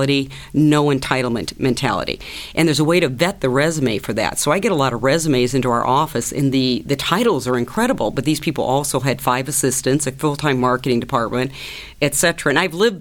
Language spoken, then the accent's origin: English; Iowa, United States; Growing up in Iowa on a farm